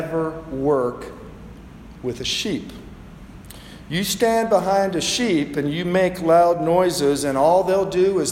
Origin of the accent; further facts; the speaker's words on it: the South, United States; I grew up in the South